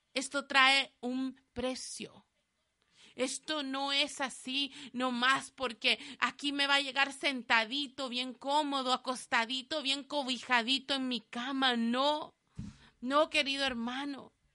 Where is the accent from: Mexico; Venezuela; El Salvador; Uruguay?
El Salvador; moved away; mi país, de donde yo soy El Salvador